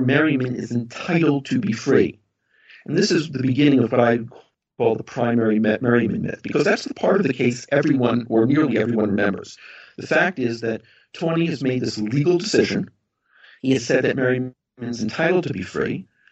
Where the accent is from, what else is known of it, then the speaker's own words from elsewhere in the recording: United States; moved away as an adult; now in Ireland; I'm an American. I'm an American trained legal academic. I, I live and teach in an Irish university